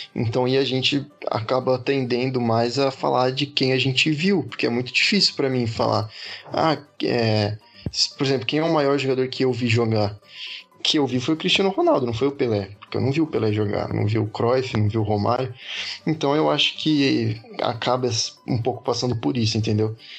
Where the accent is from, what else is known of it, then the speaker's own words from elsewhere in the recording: Brazil; como brasileiro